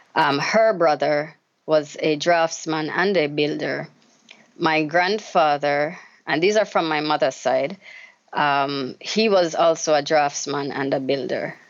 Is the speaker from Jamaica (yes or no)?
yes; Jamaica; Growing up in Jamaica as a child